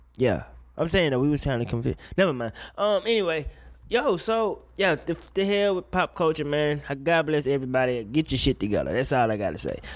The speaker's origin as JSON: {"language": "English", "town": "Woodville", "region": "Mississippi", "country": "United States", "tie": "born or raised there", "moved": "as an adult", "said": "I went home for my high school's homecoming. And, uh, ain't shit changed in my hometown"}